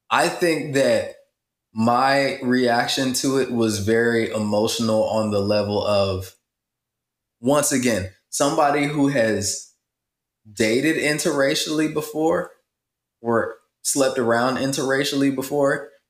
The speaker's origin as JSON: {"language": "English", "region": "Midwest", "country": "United States", "tie": "born or raised there", "also_born_or_lived": "South", "said": "I am from uh, rural America. I'm from the Midwest and the South, and I grew up partially on a farm"}